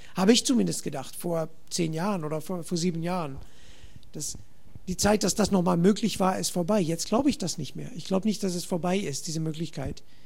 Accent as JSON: {"language": "German", "country": "Netherlands", "second_language": "German", "said": "ich komme aus Holland"}